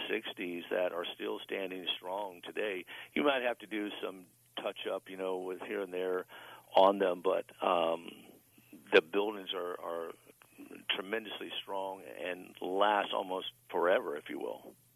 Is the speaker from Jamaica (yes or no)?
no; Tampa, Florida, United States; now in Ocala, United States; I'm originally from Tampa. Uh, I do reside in Ocala, Florida